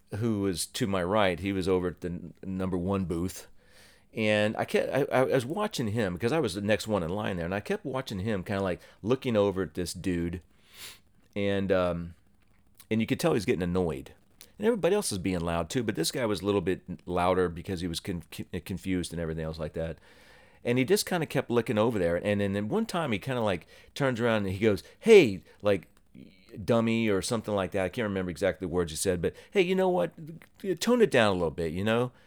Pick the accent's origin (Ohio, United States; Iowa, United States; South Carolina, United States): Ohio, United States; moved away as an adult; also born or lived in New Jersey; I was born and raised in Ohio, lived here for about 19 years